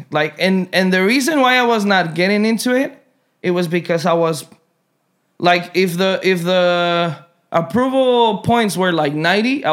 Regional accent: Mexico; now in United States; I was born here, but I was raised in Mexico

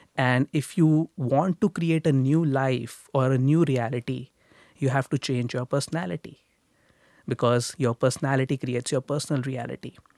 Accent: India; moved away as an adult; now in Toronto, Canada; I grew up in India. I grew up in a middle class family in India.

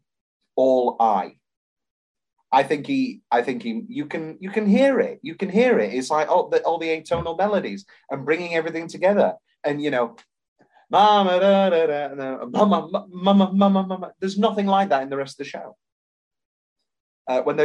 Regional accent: United Kingdom; We're British

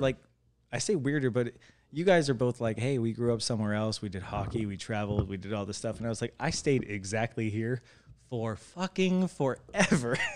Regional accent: Lake Havasu City, Arizona, United States; our generation is the literal first generation of people who are absolute Havasovians

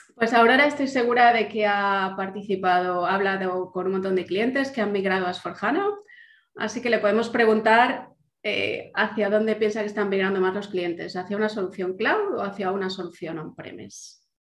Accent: Valencia, Valencian Community, Spain; moved away as an adult; also born or lived in Germany / England; Yo soy de Valencia, pero bueno, parte de mi corazón también es de Madrid.

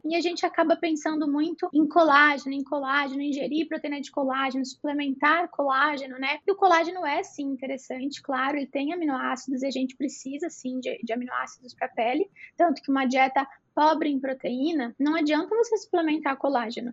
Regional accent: Brazil; Somos brasileiros

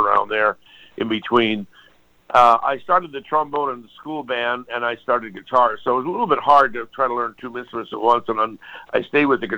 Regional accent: Hawaii, United States; moved away as an adult; also born or lived in Philadelphia, Pennsylvania / Los Angeles, California; I grew up in Hawaii. I was born in Philly, grew up in Hawaii.

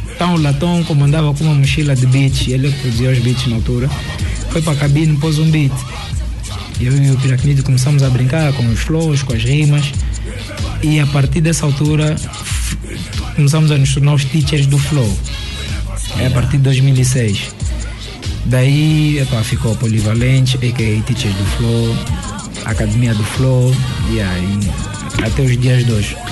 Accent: Angola; somos angolanos

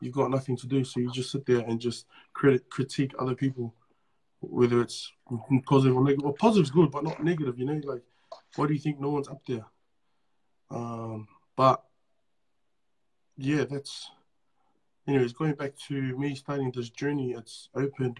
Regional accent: Auckland, New Zealand; moved away as an adult; now in Australia; I was born and raised in Auckland. I grew up in New Zealand.

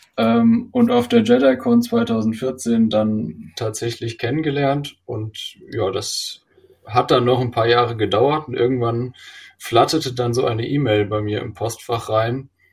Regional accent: Hesse, Germany; ich komme auch aus Hessen und äh, wie Christoph, bin aber auch noch in Hessen, also äh, in Darmstadt

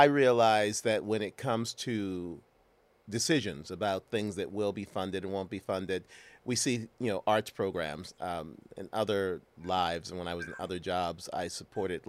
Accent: St. Louis, Missouri, United States; I grew up in St. Louis, as you know. I went to Vashon High School

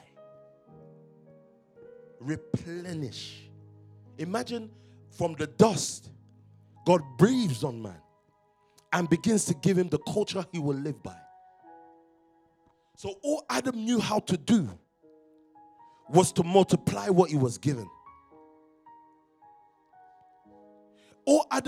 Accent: London, United Kingdom; We grew up in Stockwell

